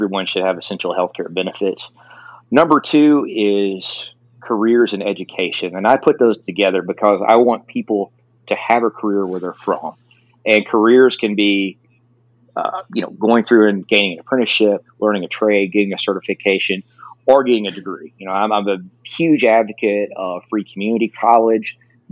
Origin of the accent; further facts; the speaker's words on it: El Dorado, Arkansas, United States; in Arkansas, you know, in my hometown of El Dorado